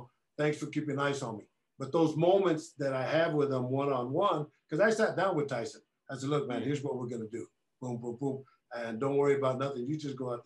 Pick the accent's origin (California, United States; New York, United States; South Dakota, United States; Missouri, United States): California, United States; Oakland; we're both from Oakland, the Bay Area